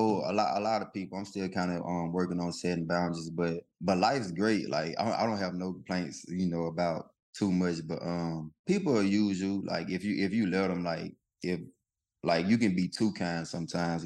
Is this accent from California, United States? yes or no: no; McComb, Mississippi, United States; Macomb, Mississippi, my hometown